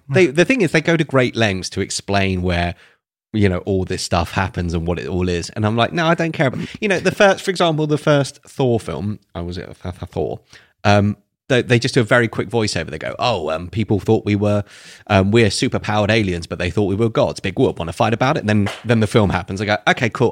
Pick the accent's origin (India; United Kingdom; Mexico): United Kingdom; England; we're English